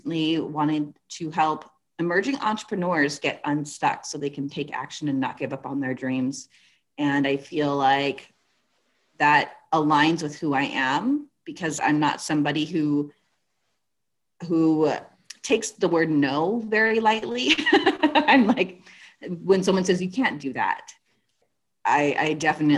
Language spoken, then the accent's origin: English; California, United States; I'm originally from California.